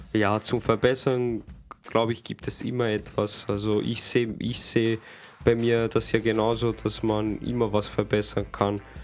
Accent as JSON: {"language": "German", "country": "Austria", "said": "bei uns in Österreich"}